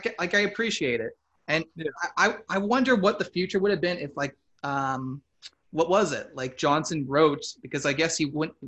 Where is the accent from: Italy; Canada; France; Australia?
Canada; We're Canadian